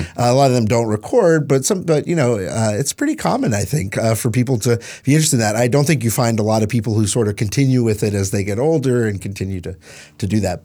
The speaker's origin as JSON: {"language": "English", "region": "East Tennessee", "country": "United States", "tie": "born or raised there", "moved": "yes", "said": "I grew up in East Tennessee."}